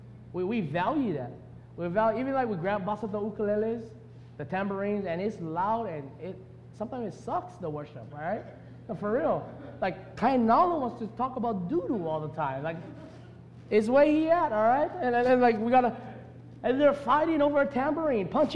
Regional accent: Hawaii, United States; also born or lived in Las Vegas / Tennessee; I love being a Hawaiian

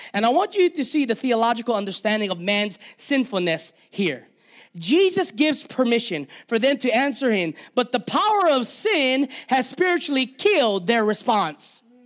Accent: Hawaii, United States; I am Hawaiian. I'm Kanaka Maoli

